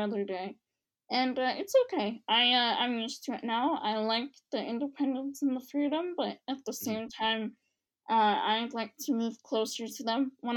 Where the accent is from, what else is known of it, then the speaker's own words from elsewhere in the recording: Cleveland, Ohio, United States; moved away as an adult; now in Dayton, United States; I am not from Dayton. I'm not from Southern Ohio. I'm from Cleveland.